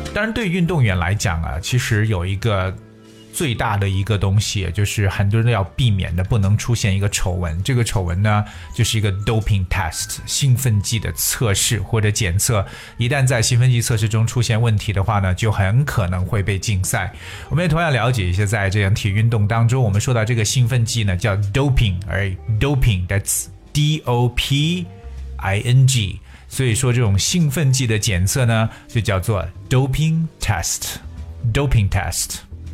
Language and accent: Chinese; China; 作为中国人来说，首先想到的一定是我们的李娜。